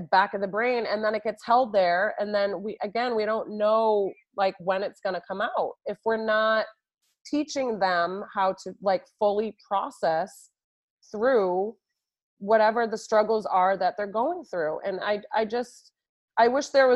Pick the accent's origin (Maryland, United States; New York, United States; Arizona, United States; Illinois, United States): New York, United States; moved away as an adult; now in Boston, United States; I hail from New York and I was in New York for so many years